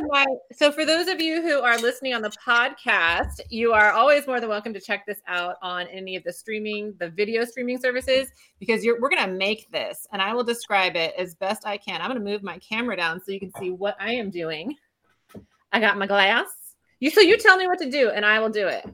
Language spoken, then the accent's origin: English; California, United States; also born or lived in England; growing up in California, I had sun all the time until I was in England